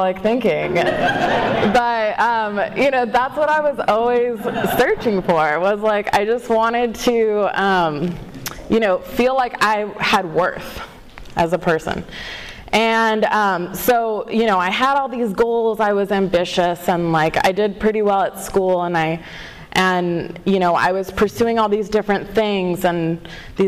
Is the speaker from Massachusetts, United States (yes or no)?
no; Walnut, California, United States; I am from Southern California. I live in Walnut, and I grew up there mostly.